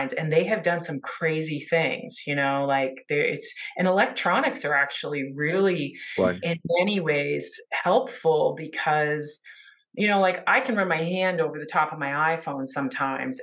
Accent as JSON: {"language": "English", "country": "United States", "said": "I'm from the United States"}